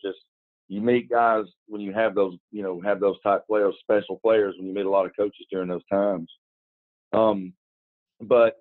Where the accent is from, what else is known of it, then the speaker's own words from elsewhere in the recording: Alabama, United States; now in Georgia, United States; I'm from Alabama